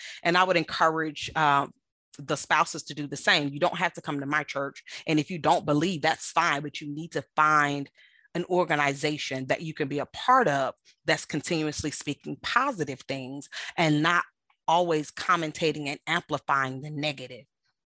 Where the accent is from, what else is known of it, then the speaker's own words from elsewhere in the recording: United States; I love being American, and I love my freedom of speech and the freedom of the press